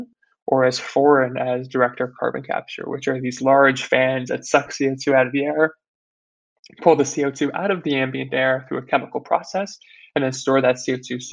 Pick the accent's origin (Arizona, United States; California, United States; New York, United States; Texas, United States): New York, United States; I was born and raised in New York